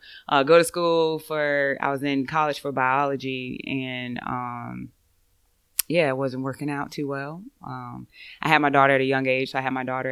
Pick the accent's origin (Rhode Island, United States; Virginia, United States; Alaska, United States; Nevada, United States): Virginia, United States; Norfolk; moved away as an adult; I grew up in Norfolk, Virginia.